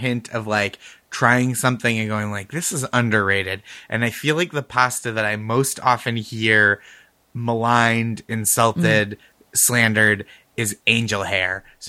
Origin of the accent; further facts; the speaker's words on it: just outside Boston, Massachusetts, United States; accent: Boston; moved away; also born or lived in New York; I grew up just outside Boston in Massachusetts.